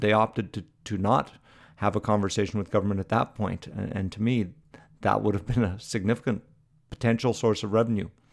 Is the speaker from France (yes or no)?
no; Canada